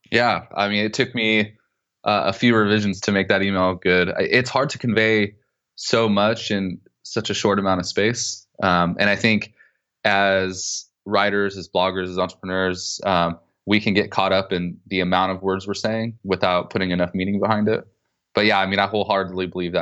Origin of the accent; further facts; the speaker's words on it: Southern California, United States; I grew up in Southern California to really poor, a really poor family